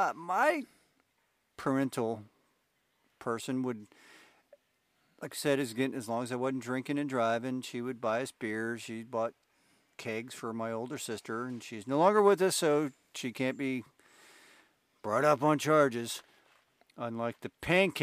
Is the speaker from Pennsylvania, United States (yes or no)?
yes; Williamsport, Pennsylvania, United States; So I actually, from the time I was 13 years old till I was 18, I grew up in Williamsport, Pennsylvania. Before that, military, didn't have a lot of home spot.